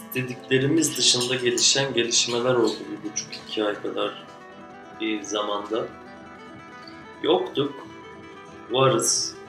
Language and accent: Turkish; Adana, Turkey; Adana. Doğduğum şehir.